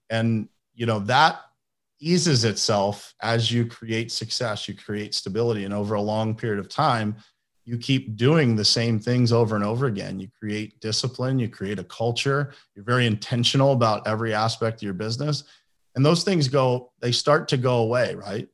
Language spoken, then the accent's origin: English; Pittsburgh, Pennsylvania, United States; moved away as an adult; also born or lived in Florida; I am from Pittsburgh, Pennsylvania. That's where I live now